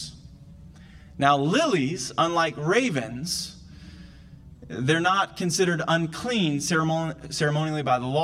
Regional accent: the South, United States; I'm from the South, and I grew up watching that movie every year

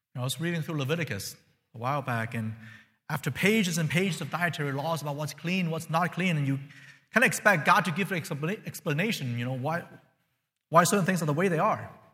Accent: China; now in United States; I'm from China.

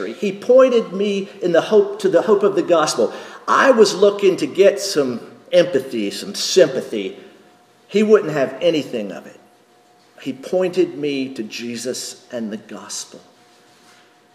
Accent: North Carolina, United States; moved away; also born or lived in Texas; when I'm back in North Carolina

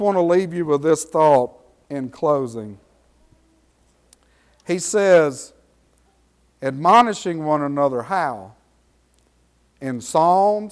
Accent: Franklin Parish, Louisiana, United States; I grew up in the South, in the deep South, down there in Franklin Parish

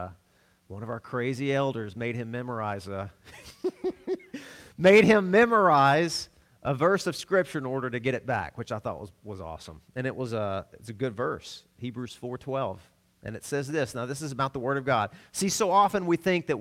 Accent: Arkansas, United States; I'm from Arkansas

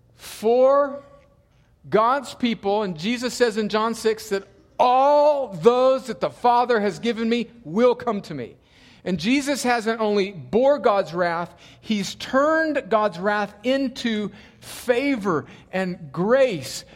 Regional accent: El Centro, California, United States; moved away; my hometown of El Centro, California

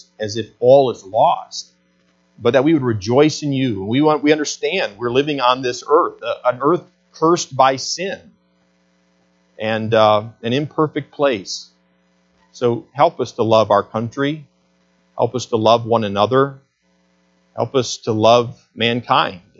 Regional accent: Flushing, Michigan, United States; as Michiganders and growing up in Flushing

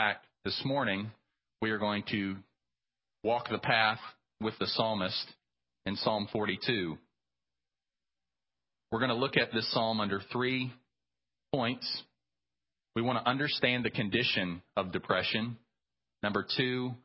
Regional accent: United States; as American Christians

